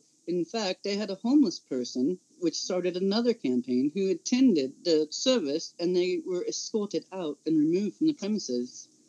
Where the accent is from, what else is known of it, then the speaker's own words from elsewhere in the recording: California, United States; This California is red state. This is Trumplandia. I come from the Central Valley. This is nothing like San Francisco. And this is nothing like LA.